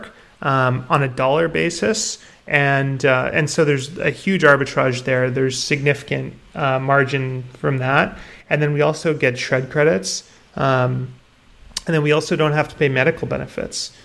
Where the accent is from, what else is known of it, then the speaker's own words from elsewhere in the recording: Canada; I'm Canadian. Okay. I grew up here